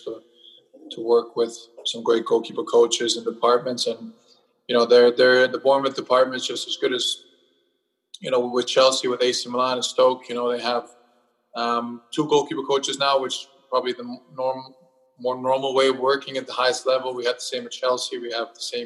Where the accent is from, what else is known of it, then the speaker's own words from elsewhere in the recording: Germany; moved away; growing up in Germany